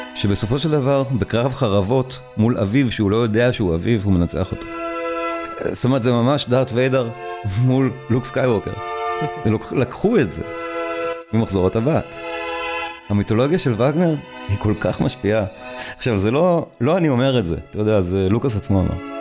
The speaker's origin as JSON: {"language": "Hebrew", "country": "Israel", "said": "אנחנו פשוט כישראלים"}